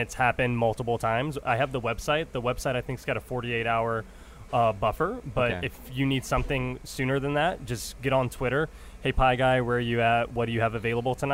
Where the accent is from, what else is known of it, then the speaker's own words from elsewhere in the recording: Shreveport, Louisiana, United States; I'm from Shreveport, Louisiana, which is in northwest Louisiana